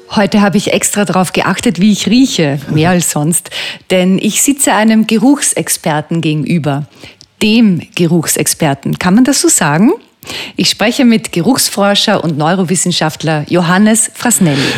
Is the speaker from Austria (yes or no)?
yes; Böheimkirchen, Lower Austria, Austria; mein Heimatort Böheimkirchen.